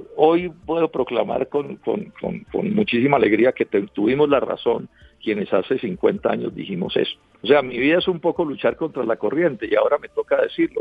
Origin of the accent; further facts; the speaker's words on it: Colombia; como colombiano.